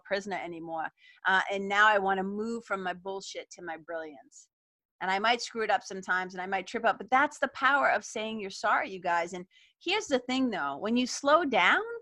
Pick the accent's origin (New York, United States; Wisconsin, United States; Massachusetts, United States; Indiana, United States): Massachusetts, United States; Lawrence; We didn't have a lot of money growing up in Lawrence, Mass